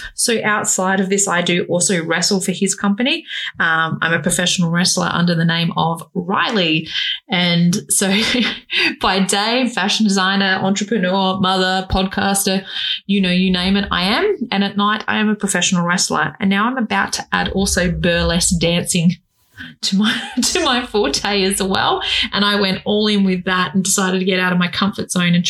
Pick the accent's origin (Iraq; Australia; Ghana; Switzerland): Australia; I am an Australian fashion designer